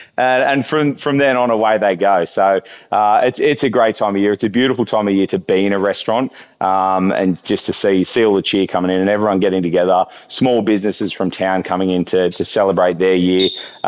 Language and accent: English; Sydney, New South Wales, Australia; now in Noosa, Australia; coming from Noosa, I hadn't really, like I grew up in Sydney